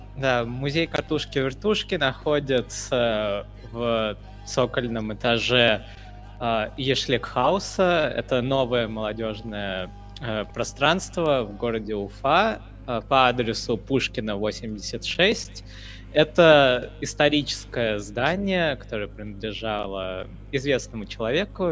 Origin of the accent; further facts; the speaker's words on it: India; now in Ufa, Russia; я вот, например, из Индии